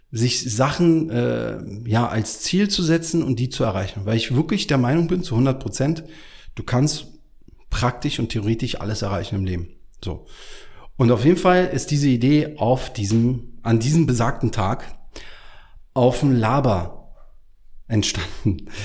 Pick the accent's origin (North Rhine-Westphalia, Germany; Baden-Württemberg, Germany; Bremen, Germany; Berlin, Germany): Berlin, Germany; als Berliner denkst du natürlich so Wandern, weißt du, wie hier durch den Tiergarten läufst da irgendwie eine Stunde, zwei Stunden und alles ist schön oder Teufelsberg, wenn es hochkommt.